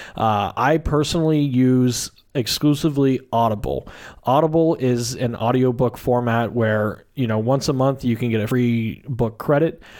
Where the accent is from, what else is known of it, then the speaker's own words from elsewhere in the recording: Southern Illinois, United States; moved away as an adult; also born or lived in Washington State / Arizona; now in Phoenix, United States; I am am originally from Southern Illinois. Um, grew up there